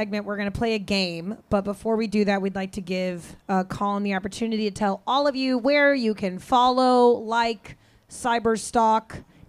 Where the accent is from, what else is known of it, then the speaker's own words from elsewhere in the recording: Kansas, United States; I am from Kansas